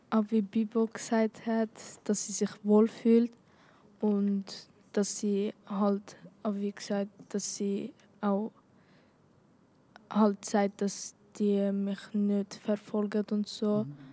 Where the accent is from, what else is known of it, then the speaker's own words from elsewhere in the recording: Aargau, Switzerland; born there; Ich bin auch im Aargau geboren, aber Zürich ist halt anders.